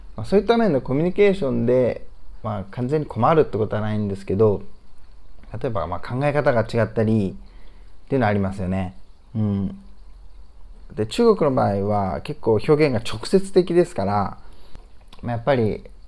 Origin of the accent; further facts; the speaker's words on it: Japan; moved away as an adult; now in Ningbo, China; 日本で生まれて育ってるんですが